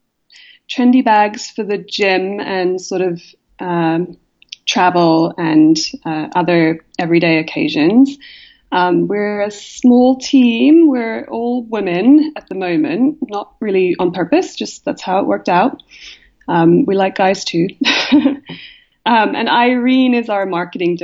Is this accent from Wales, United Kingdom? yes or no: no; South East England, United Kingdom; moved away as an adult; also born or lived in Columbus, Ohio; now in New York City, United States; I grew up in England, in a bunch of different places, actually, mostly in the south of England